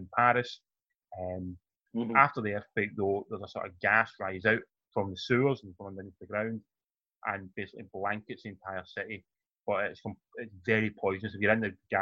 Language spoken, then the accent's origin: English; Glasgow, Scotland, United Kingdom; we grew up in Glasgow